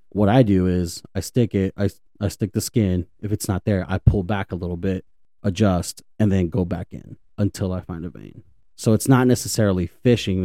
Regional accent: Dallas, Texas, United States; I was, I was born and raised in Dallas.

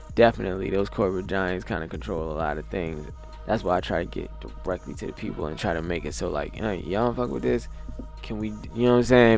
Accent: Alexandria, Virginia, United States; my hometown, Alexandria, Virginia

